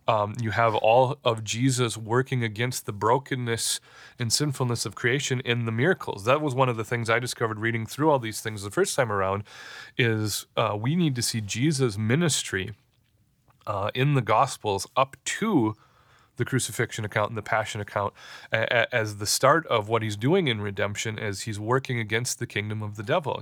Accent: United States; we as American Christians

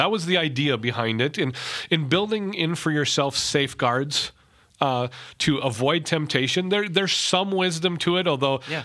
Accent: United States; I'm an American

